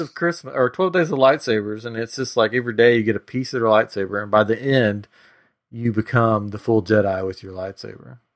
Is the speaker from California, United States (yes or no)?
no; Tennessee, United States; moved away as an adult; now in Texas, United States; I'm from Tennessee, so I'm a mountain boy